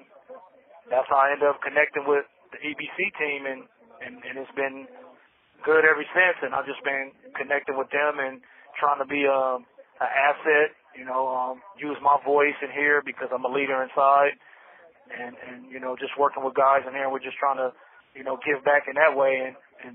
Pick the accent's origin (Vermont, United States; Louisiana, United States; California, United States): California, United States; Bakersfield; also born or lived in Los Angeles; now in Soledad, United States; We ended up moving to Bakersfield, you know, like 88, 89, and we went out there, and that's where I would start living, in Bakersfield